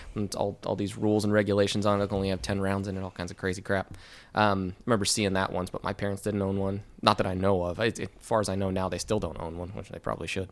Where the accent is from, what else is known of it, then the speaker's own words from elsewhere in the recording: Ventura County, Southern California, United States; moved away as an adult; I grew up in Southern California